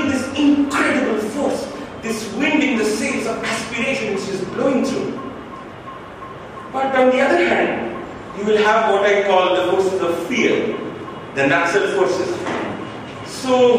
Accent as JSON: {"language": "English", "region": "Jharkhand", "country": "India", "said": "I'm from Jharkhand, I'm from Nachik."}